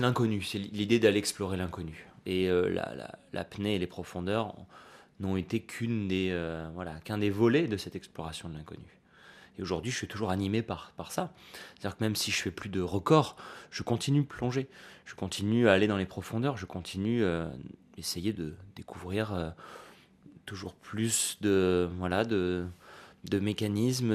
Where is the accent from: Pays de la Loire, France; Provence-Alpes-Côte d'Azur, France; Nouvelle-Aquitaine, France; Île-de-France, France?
Provence-Alpes-Côte d'Azur, France; Nice; en grandissant à Nice tous les étés, j'allais à la plage comme tous les gosses